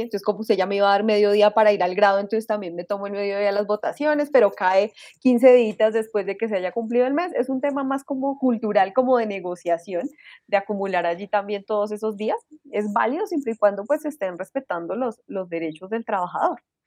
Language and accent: Spanish; Colombia; yo, como bueno colombiano